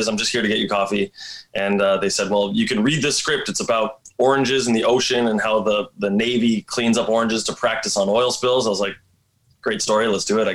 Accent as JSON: {"language": "English", "town": "Vaughan", "region": "Ontario", "country": "Canada", "tie": "born or raised there", "also_born_or_lived": "Toronto", "moved": "as an adult", "lives_now": "Vancouver, Canada", "said": "I grew up outside of Toronto in a place called Thornhill Vaughan"}